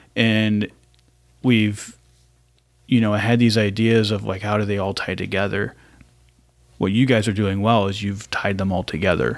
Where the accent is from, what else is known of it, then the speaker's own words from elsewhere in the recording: Ohio, United States; moved away as an adult; now in Raleigh, United States; I was pretty much raised in Ohio